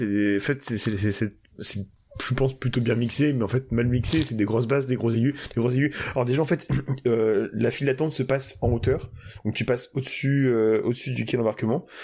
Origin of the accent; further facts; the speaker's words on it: France; on est français.